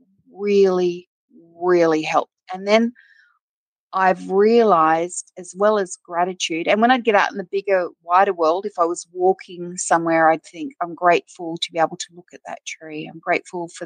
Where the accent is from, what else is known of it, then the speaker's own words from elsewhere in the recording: Wagga Wagga, New South Wales, Australia; also born or lived in Griffith, New South Wales; I spent my sort of school years in Wagga, which was a big regional country town in Australia